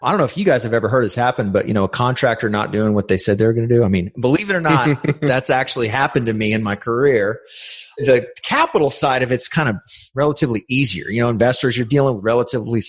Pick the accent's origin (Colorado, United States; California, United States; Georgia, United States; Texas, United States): Texas, United States; San Antonio; I grew up in San Antonio. This is where we operate